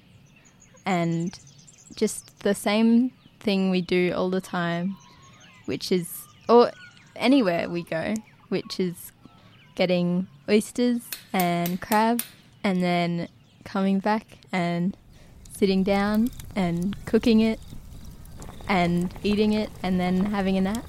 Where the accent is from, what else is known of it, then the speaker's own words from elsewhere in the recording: Yirrkala, Northern Territory, Australia; also born or lived in Darwin; growing up in Yirrkala